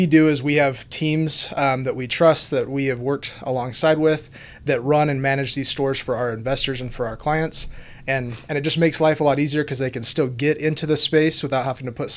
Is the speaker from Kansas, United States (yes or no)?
no; Utah, United States; I'm from Leah, Utah, born and raised